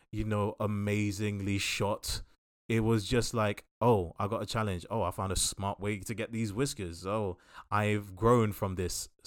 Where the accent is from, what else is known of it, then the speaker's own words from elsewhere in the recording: DR Congo; I come from Congo where 90% of the world's resources to create electronics come from my country.